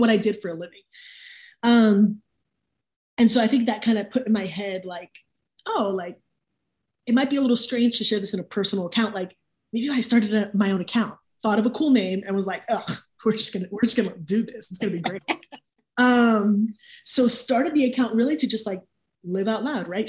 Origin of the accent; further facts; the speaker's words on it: Miami, Florida, United States; moved away as an adult; now in Raleigh, United States; Miami, born and raised